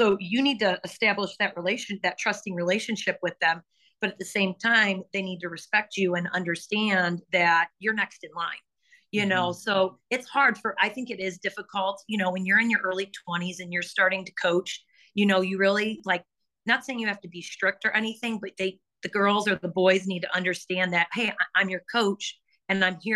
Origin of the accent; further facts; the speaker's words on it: Chesterton, Indiana, United States; I'm from Chesterton, and Crown Point is just like down the highway